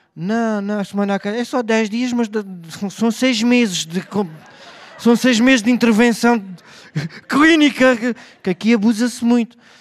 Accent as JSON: {"language": "Portuguese", "town": "Beja", "region": "Alentejo", "country": "Portugal", "said": "Eu sou de Beja"}